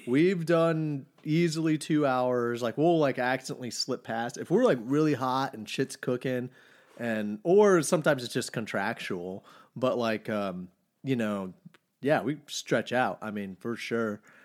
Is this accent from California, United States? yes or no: no; Farmers Branch, Texas, United States; now in Austin, United States; I was born in Dallas, but I've been in Austin for fifteen, almost sixteen